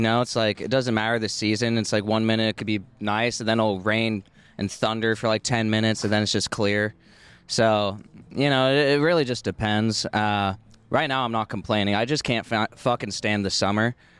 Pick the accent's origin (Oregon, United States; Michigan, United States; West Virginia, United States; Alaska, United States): Oregon, United States; now in Austin, United States; I'm from Oregon